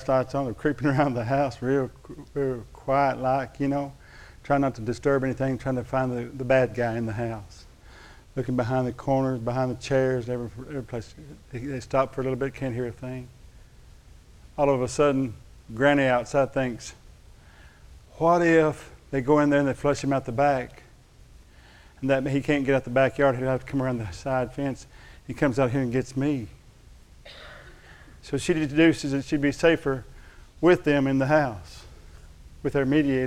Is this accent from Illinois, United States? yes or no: no; Thackerville, Oklahoma, United States; They used to call us Thackerville thugs. I'm from Thackerville. You know where that is over in Love County?